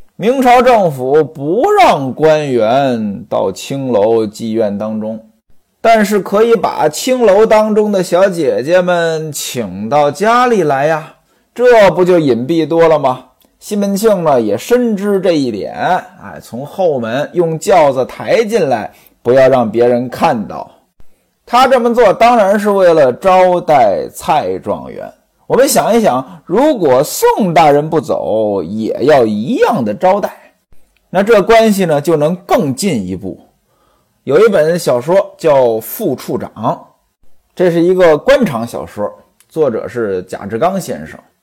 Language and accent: Chinese; North China Plain, China; moved away; 我们老家的话呢，叫去锅